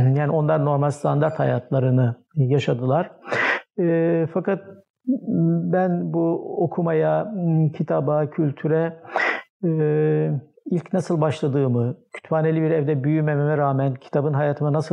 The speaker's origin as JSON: {"language": "Turkish", "region": "Malatya", "country": "Turkey", "tie": "born or raised there", "said": "Ee, 1953 doğumluyum. Ee, Mardin asıllı bir ailenin Malatya'da e, büyüyen bir ferdiyim. Ee, İlkokulu Malatya'da okudum."}